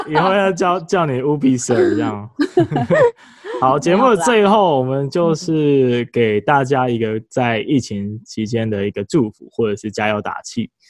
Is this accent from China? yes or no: no; Taiwan; 我们台湾人